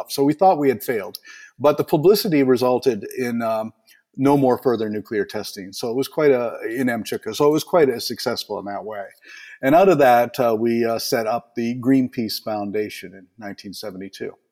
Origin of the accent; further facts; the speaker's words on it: Eastern Canada, Canada; I was raised in Eastern Canada, and I spent the summer swimming with a family of uh, beavers